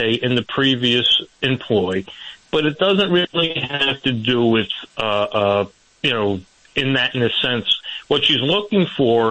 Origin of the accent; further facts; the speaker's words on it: New Jersey, United States; New Jersey. I'm a Jersey boy